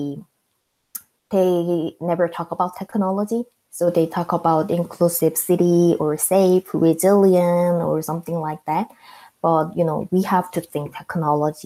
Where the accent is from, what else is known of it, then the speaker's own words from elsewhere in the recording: South Korea; English is a second language; moved away as an adult; now in United States; I'm the citizen of South Korea